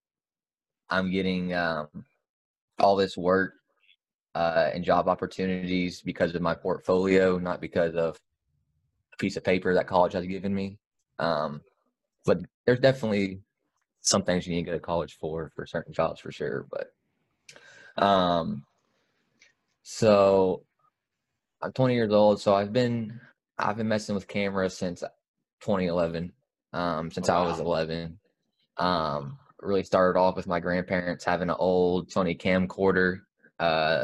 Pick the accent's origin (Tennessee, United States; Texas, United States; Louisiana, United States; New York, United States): Tennessee, United States; Memphis; I am born and raised in Memphis, Tennessee